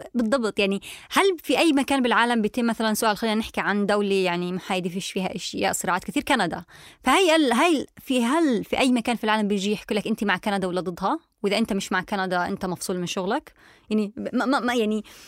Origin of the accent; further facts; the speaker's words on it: Palestine; now in Germany; انا كفلسطينيه